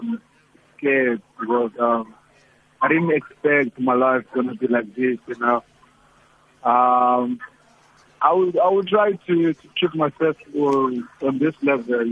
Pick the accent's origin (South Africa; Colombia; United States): South Africa; also born or lived in East London; I'm from Echolomnga